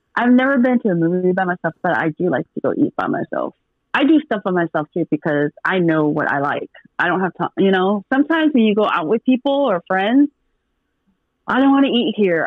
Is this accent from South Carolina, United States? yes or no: no; Portland, Oregon, United States; also born or lived in Washington; now in Dallas, United States; I'm from Portland, and I lived in Washington for I got 12, 13 years of my life. I was in Washington before I moved to Dallas, but I'm originally from Portland, Oregon